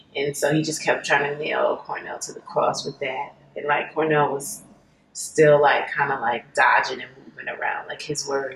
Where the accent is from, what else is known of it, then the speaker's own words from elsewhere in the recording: New York, United States; I'm from New York